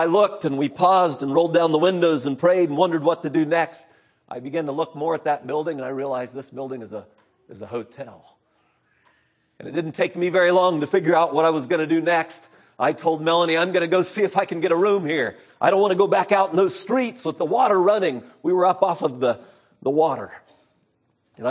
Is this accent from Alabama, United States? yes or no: no; Central California, United States; I grew up in Central California.